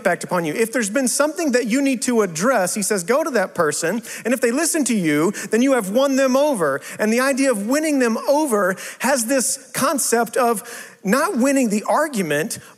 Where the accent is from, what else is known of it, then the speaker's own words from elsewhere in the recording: West Texas, United States; moved away as an adult; also born or lived in South Carolina / St. Louis; I'm from West Texas